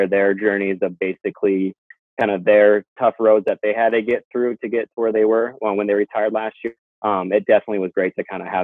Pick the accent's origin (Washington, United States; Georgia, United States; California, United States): Washington, United States; Joyce; also born or lived in Seattle, Washington; my hometown, Joyce, Washington, which is west of Port Angeles, where I grew up